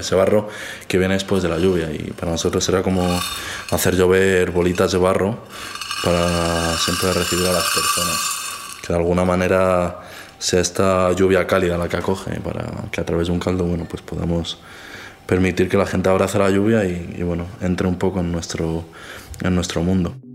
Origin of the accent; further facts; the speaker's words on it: Alto Alberche valley, Castile and León, Spain; las montañas donde está mi pueblo